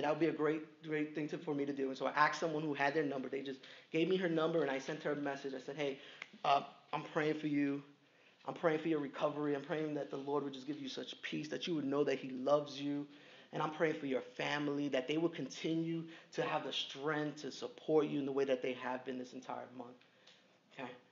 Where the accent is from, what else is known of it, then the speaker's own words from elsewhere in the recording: New York City, New York, United States; I'm from Brooklyn